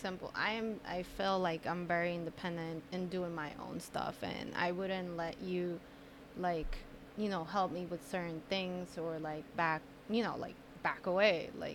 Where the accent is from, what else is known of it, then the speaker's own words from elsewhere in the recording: Colombia; moved away; I come from Colombia, and in there, like, family's everything